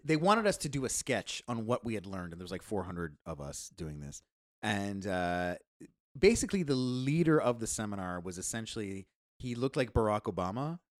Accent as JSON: {"language": "English", "country": "United States", "said": "Yeah. Well, I'm American."}